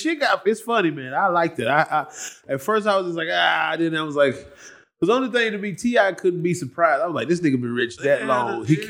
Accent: Atlanta, Georgia, United States; I'm from Atlanta.

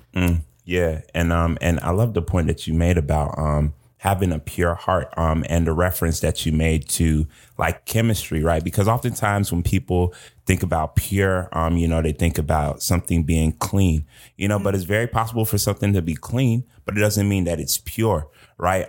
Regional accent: Georgia, United States; I am from Georgia

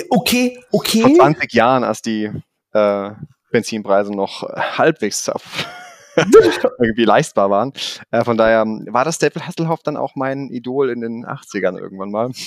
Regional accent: Germany; accent: mix of Swabian and Rhenish; now in Stuttgart, Germany; deswegen ist so mein Dialekt zwischen Schwäbisch manchmal und Rheinländisch und kann aber auch Hochdeutsch sprechen.

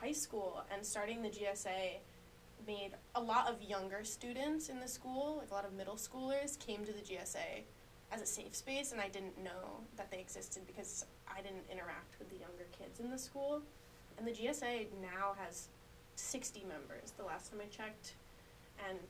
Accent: Delhi, New York, United States; moved away as an adult; now in Albany, United States; I am from Delhi, New York, which is in the middle of nowhere

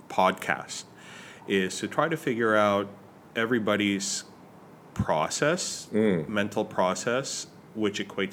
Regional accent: Texas, United States; growing up in Texas

